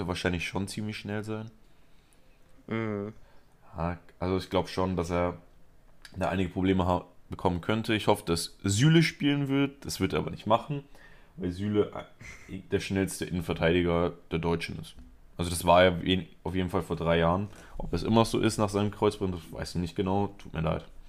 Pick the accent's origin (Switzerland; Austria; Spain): Spain; Ich bin Spanier.